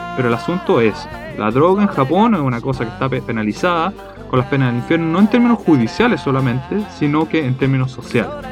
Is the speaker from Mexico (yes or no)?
no; Chile; comemos empanadas los chilenos